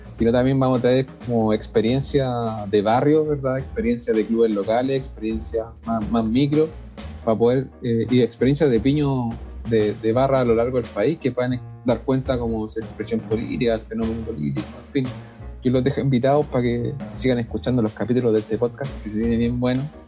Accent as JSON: {"language": "Spanish", "town": "Puente Alto", "region": "Santiago Metropolitan Region", "country": "Chile", "said": "yo soy de Puente Alto"}